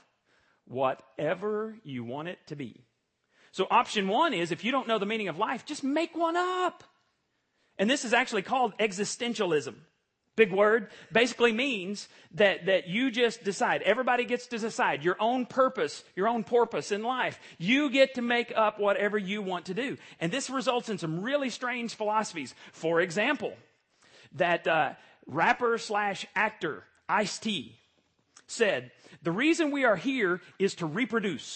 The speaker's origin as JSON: {"language": "English", "town": "Borger", "region": "Texas", "country": "United States", "tie": "born or raised there", "moved": "yes", "said": "I went back to my hometown"}